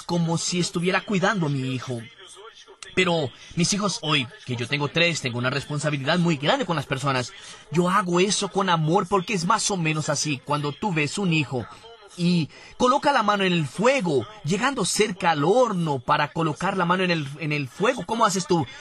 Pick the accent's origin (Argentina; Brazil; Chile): Brazil; Rio de Janeiro; Fui nací y crecí en Bangú, el barrio más caliente de Río de Janeiro